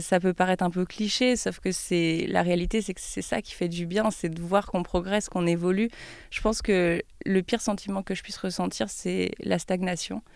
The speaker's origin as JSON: {"language": "French", "town": "Troyes", "region": "Grand Est", "country": "France", "tie": "born or raised there", "also_born_or_lived": "Paris", "moved": "as an adult", "lives_now": "Lyon, France", "said": "dans ma ville natale, à Troyes, j'ai été élève euh, pendant dix ans à l'école des beaux-arts"}